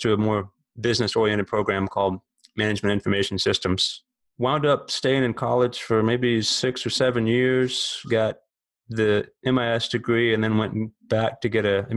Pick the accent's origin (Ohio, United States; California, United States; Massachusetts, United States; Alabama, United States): Alabama, United States; moved away as an adult; also born or lived in Memphis, Tennessee; now in Florida, United States; I grew up in the South, born in Alabama, lived there about 25 years, another 15 in Memphis, Tennessee, and now here in Florida